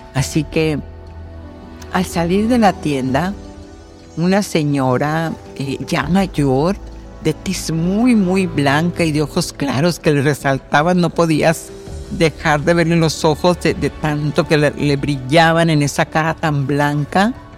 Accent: Mexico; yo, por ejemplo, que soy mexicana

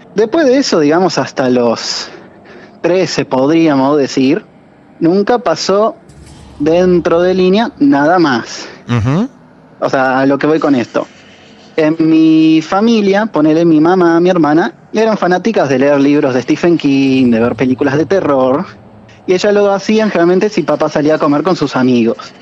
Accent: Buenos Aires, Argentina; now in Mar del Plata, Argentina; Yo soy de Villurquiza, de Capital.

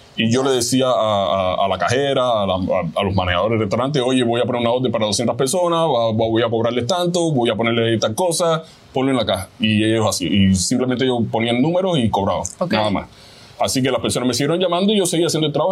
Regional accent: Havana, Cuba; moved away as an adult; also born or lived in Miami, United States; now in Georgia, United States; vengo de Cuba nací en Cuba, en La Habana, Cuba.

